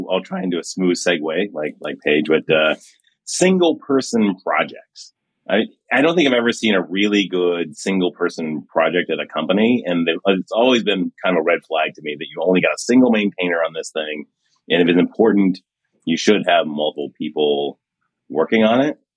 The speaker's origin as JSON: {"language": "English", "town": "Miami", "region": "Florida", "country": "United States", "tie": "born or raised there", "said": "I grew up in Miami back in the day, it was my twenties, and I remember that is a town where like side hustling is everything."}